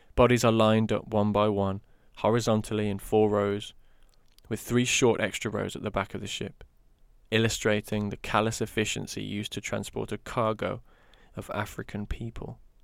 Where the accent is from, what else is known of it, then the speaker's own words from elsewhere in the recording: London, United Kingdom; my life as a young black girl growing up in North London